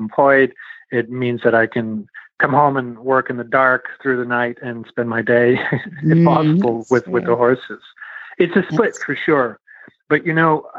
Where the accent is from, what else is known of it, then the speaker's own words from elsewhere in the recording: Montreal, Quebec, Canada; now in Toronto, Canada; I'm originally from Montreal, Quebec, Canada. I currently live in Toronto, Ontario